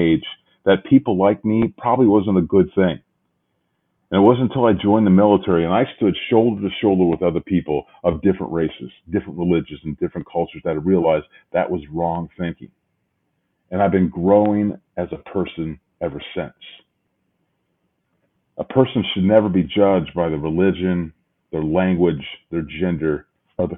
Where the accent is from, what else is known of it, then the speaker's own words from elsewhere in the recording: Midwest, United States; the old good old Midwest where I'm from